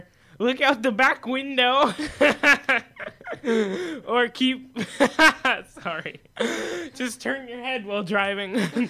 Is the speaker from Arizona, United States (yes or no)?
yes; Arizona, United States; we're from Arizona